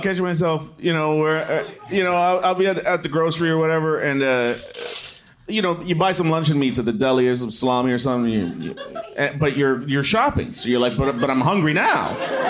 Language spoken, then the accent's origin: English; Toronto, Ontario, Canada; I'm from Scarborough.